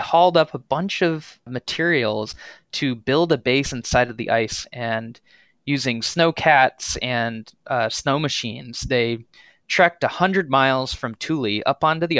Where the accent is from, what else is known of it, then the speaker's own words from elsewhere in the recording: Denver, Colorado, United States; moved away as an adult; now in Vermont, United States; I am originally from Denver, Colorado